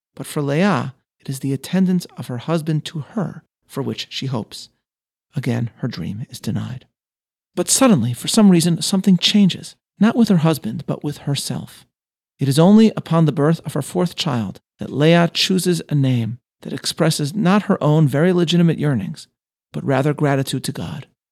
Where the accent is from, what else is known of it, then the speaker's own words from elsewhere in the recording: United States; As an American, but also as a Yehudi, a Jew